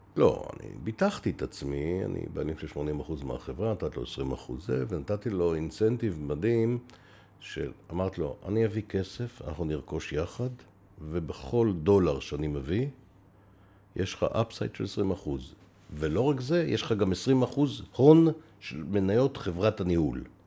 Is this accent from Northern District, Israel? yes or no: no; Beersheba, Southern District, Israel; אני נולדתי בבאר שבע